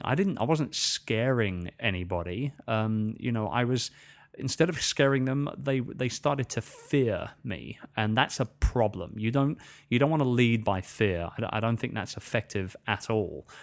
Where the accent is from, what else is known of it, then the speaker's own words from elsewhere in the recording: England, United Kingdom; accent: English; moved away as an adult; now in Philippines; I'm speaking in my usual English accent